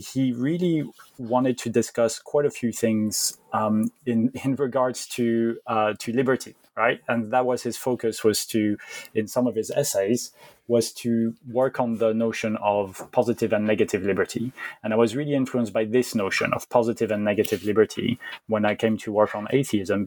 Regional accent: Belgium; also born or lived in France; now in United Kingdom; I'm originally from France, even though I guess I call myself French, but I grew up in Belgium.

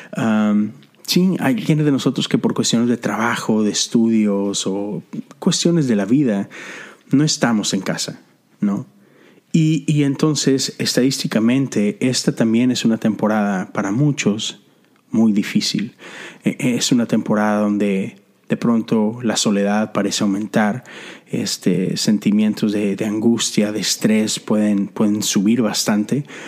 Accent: Mexico; moved away as an adult; now in Houston, United States; yo soy extranjero, soy mexicano viviendo en la ciudad de Houston, Texas

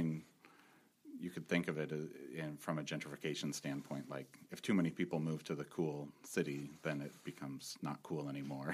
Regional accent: Santa Rosa, California, United States; Northwest Santa Rosa, which got hit the hardest, is where I grew up in Larkfield and Wickiup, and I went to Mark West Elementary and Comstock Junior High

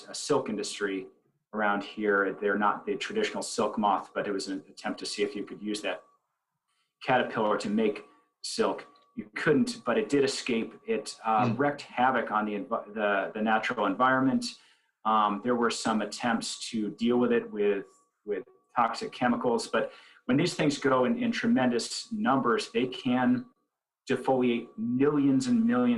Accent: Belchertown, Massachusetts, United States; We in my hometown, Belchertown

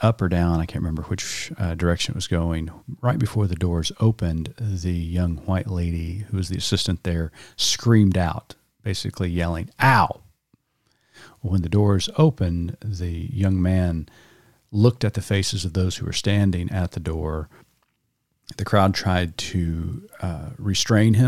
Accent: Oklahoma, United States; I grew up in Oklahoma public schools all of my life, K through 12.

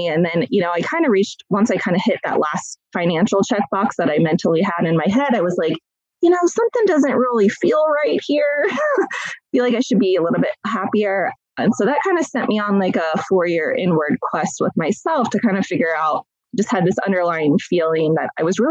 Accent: Columbus, Ohio, United States; I have been born and raised in Columbus, Ohio, still reside here today

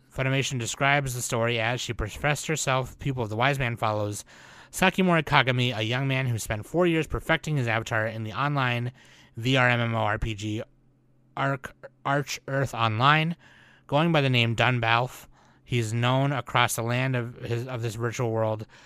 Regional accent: United States; I'm Asian American

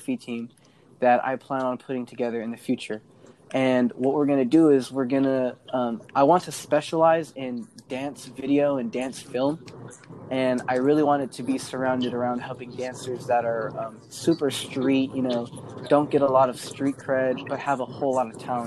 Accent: San Diego, California, United States; also born or lived in Ventura / Oxnard; I'm from San Diego, and I lived out in Ventura and Oxnard for a little while.

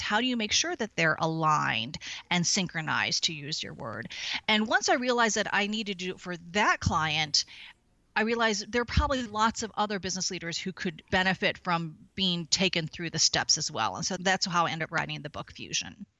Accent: St. Louis, Missouri, United States; moved away as an adult; also born or lived in Chicago / San Diego; now in San Francisco, United States; I was born and raised in Saint Louis, Missouri

